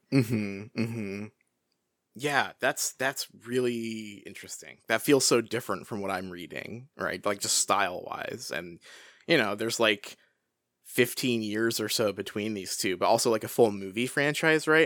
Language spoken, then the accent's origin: English; Washington, United States; childhood experience growing up in Washington here